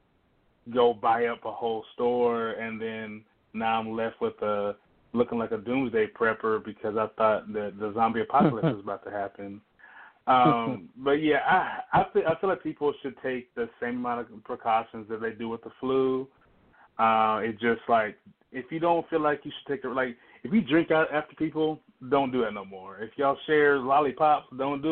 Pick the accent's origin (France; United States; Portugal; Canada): United States; the South; I'm from the South